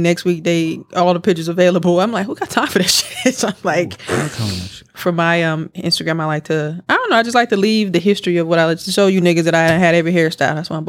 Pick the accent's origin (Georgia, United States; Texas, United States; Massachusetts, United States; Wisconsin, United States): Wisconsin, United States; Milwaukee; moved away; I'm from Milwaukee.